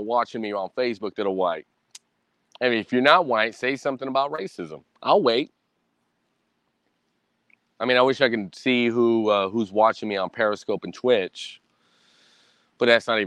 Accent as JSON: {"language": "English", "country": "United States", "tie": "born or raised there", "said": "I am a Hispanic man in America."}